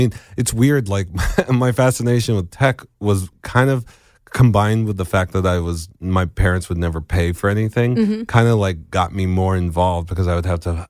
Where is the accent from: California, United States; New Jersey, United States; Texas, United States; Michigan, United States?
New Jersey, United States; In New Jersey.